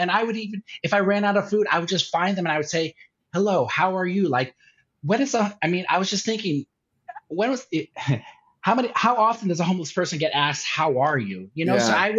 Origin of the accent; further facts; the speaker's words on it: Durham, Connecticut, United States; also born or lived in New York; now in Phoenix, United States; my hometown of Durham, Connecticut